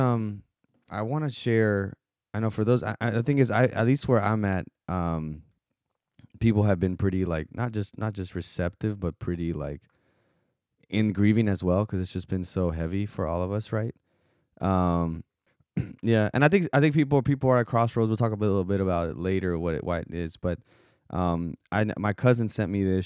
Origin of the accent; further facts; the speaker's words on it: South Texas, United States; growing up in South Texas